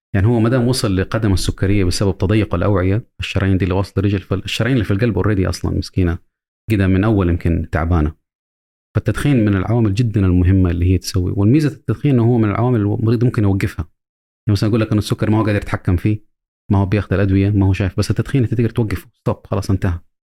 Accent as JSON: {"language": "Arabic", "country": "Saudi Arabia", "also_born_or_lived": "United States", "said": "عندنا في السعودية"}